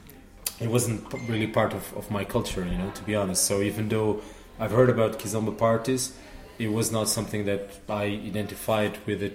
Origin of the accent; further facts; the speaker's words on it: Lisbon, Portugal; moved away as an adult; also born or lived in Limerick, Ireland; now in Cork, Ireland; I'm from Lisbon. I was born in Lisbon and live in Ireland for the last 9 years.